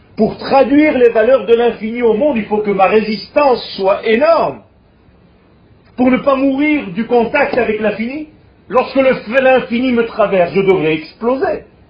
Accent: Israel; first language Hebrew; French is a second language; je suis né en Israël. Donc ma langue naturelle, c'est l'hébreu. Mais j'ai appris le français

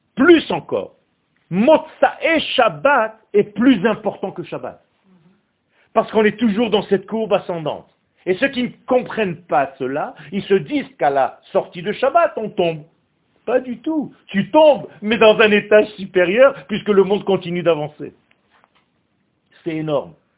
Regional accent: Israel; moved away; Quand j'étais jeune, je suis né en Israël. Quand j'avais 8 ans, il y avait la guerre des 6 jours

